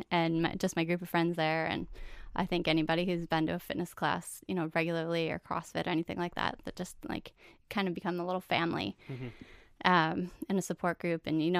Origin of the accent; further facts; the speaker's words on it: White Bear Lake, Minnesota, United States; White Bear Lake, okay. Minnesota.